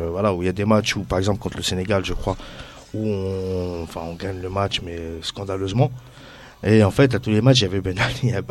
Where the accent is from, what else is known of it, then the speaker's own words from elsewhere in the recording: Tunisia; Moi, je peux me permettre, bah, je suis tunisien